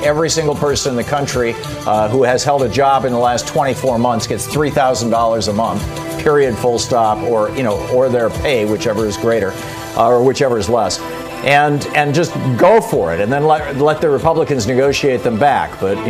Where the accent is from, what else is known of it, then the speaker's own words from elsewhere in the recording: Michigan, United States; I grew up in Michigan